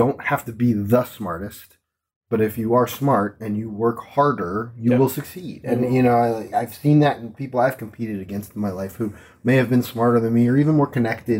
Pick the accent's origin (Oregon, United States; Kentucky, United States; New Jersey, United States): New Jersey, United States; in my home state, I mean, I grew up here.